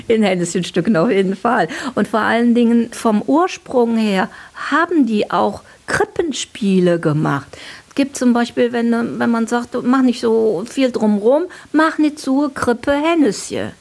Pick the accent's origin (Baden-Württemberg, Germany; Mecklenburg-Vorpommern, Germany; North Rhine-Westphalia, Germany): North Rhine-Westphalia, Germany; Cologne; bei uns in Köln